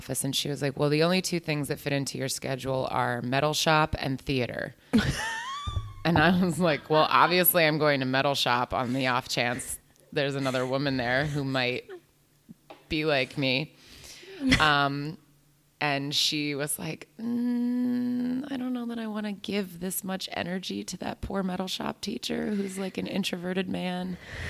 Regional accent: New Jersey, United States; I'm an actor. I'm from New Jersey.

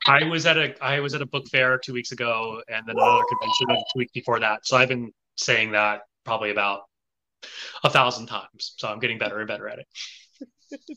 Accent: the South, United States; moved away as an adult; also born or lived in Taiwan / Japan; I grew up in the South uh, at a time when there I could count the number of Asians in from sixth grade to high school on one hand

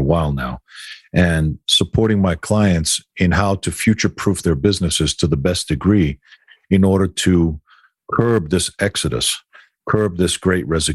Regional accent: Greece; moved away; growing up in Greece

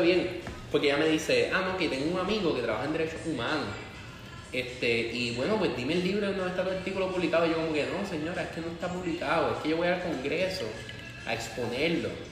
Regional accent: Puerto Rico; also born or lived in Spain; nosotros como puertorriqueños

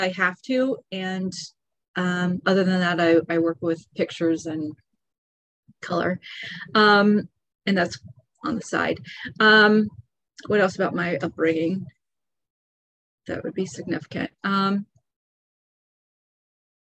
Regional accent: Lawrence, Kansas, United States; moved away as an adult; also born or lived in Bradenton, Florida; now in Florida, United States; I grew up in Kansas and had incredible, incredible parents

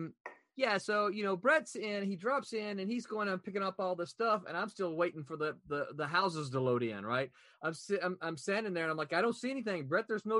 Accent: the South, United States; I'm from the South

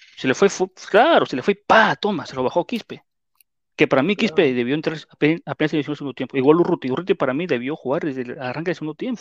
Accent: Peru; así somos los peruanos

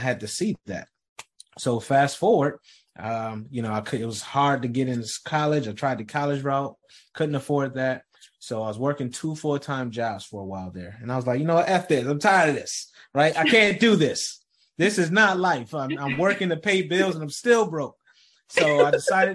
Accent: Rochester, New York, United States; I grew up in Rochester, New York

